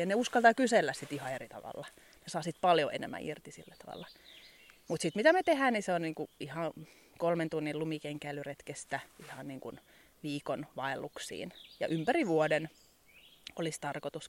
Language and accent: Finnish; Kirkkonummi, Uusimaa, Finland; moved away as an adult; also born or lived in Helsinki / England / Muonio; now in Ylläsjärvi, Finland; Mä oon kirkkonumelta alun perin kotoisin. Se on lähellä Helsinkiä.